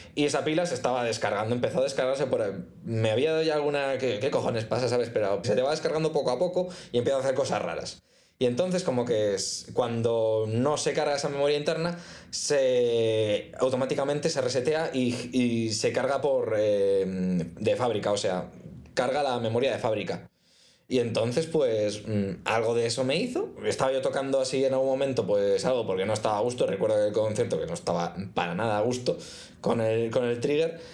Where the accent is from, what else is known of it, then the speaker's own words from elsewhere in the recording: Spain; now in United Arab Emirates; ¿eres de España? Y yo, mm, sí